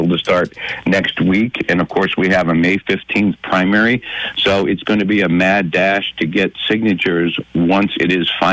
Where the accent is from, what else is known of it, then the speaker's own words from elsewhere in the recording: Lackawanna County, Pennsylvania, United States; I grew up in Lackawanna County. My dad was a two-term mayor there